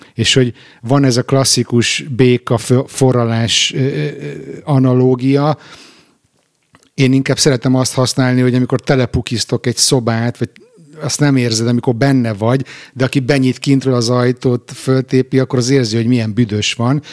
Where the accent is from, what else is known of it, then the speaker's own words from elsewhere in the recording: Budapest, Hungary; moved away as an adult; also born or lived in Israel; now in Stockholm, Sweden; visszajöttem Magyarországra, budapesti vagyok